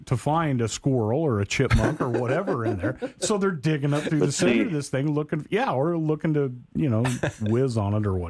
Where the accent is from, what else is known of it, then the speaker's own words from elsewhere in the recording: Portland, Oregon, United States; moved away; growing up in Oregon, that's where a lot of the Christmas trees come from.